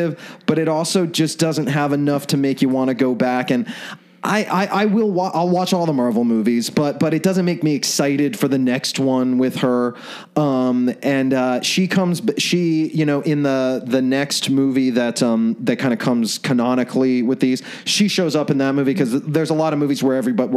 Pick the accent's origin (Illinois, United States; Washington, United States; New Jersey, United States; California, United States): New Jersey, United States; moved away; I was born in New Jersey